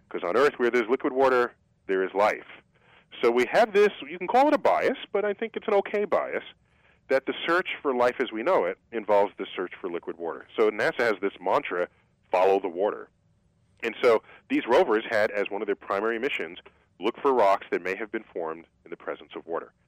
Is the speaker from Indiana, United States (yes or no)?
no; New York City, New York, United States; I grew up in New York City